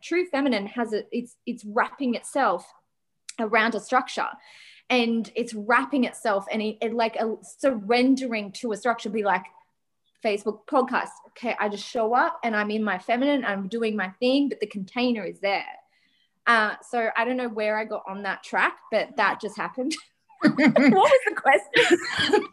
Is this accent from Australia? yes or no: yes; Australia; We're Aussie lappers